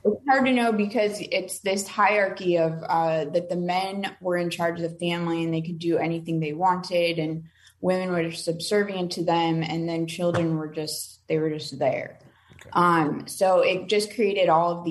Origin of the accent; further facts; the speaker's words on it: Omaha, Nebraska, United States; I'm from Omaha, Nebraska. So we had a small group there